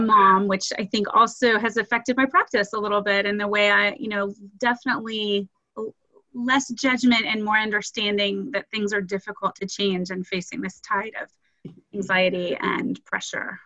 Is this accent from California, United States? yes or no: no; Austin, Texas, United States; moved away as an adult; also born or lived in Nashville, Tennessee / Houston, Texas; now in Dallas, United States; I'm originally from Austin, Texas, and went to one of your competitor schools, St. Stephen's Episcopal